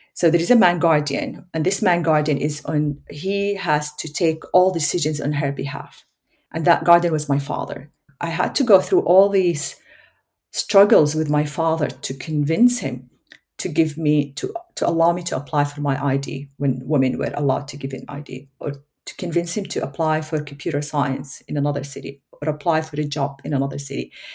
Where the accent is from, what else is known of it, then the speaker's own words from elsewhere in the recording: Saudi Arabia; English is a second language; moved away as an adult; now in Australia; There were good parts, there were painful parts growing up in Saudi Arabia as a child